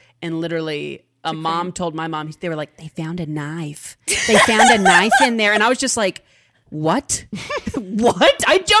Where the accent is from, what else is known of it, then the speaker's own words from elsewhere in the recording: Midwest, United States; I'm from the Midwest.